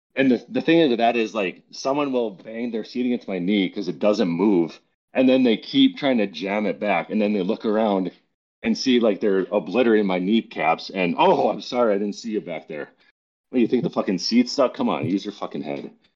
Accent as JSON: {"language": "English", "area": "Minnesota and North Dakota", "region": "Midwest", "country": "United States", "tie": "born or raised there", "moved": "as an adult", "lives_now": "New Jersey, United States", "said": "I was born and raised in Minnesota and North Dakota"}